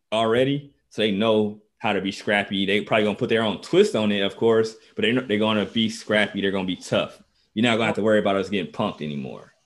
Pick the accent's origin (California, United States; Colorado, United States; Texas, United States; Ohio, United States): Ohio, United States; Dayton; I'm from Dayton. It's a ba, it's a basketball city.